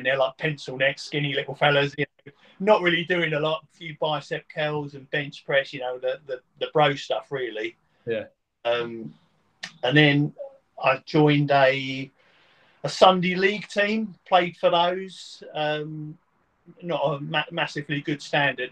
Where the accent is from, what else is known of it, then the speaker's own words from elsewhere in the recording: Witham, East of England, United Kingdom; also born or lived in Maldon / Braintree; I was born in Maldon. My parents had moved from London to Witham. Mm-hmm. So the first 10 years of my life, I lived in Witham